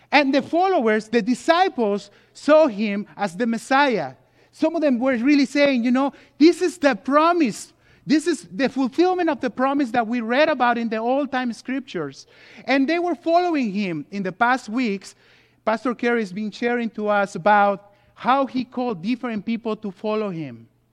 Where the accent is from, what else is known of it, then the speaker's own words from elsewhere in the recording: Mexico City, Mexico; also born or lived in California; now in United States; I was born and race in Mexico City